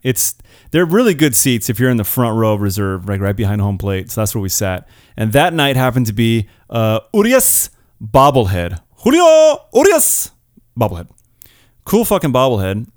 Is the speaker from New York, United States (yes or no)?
no; California, United States; I'm born and raised in California